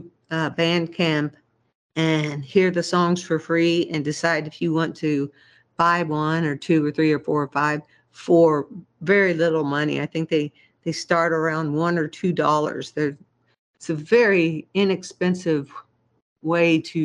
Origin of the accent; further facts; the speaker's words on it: Kansas City, Missouri, United States; moved away as an adult; also born or lived in Germany; now in Seattle, United States; I come from Kansas City most of my life, or all of my life, basically, other than living in Germany for a while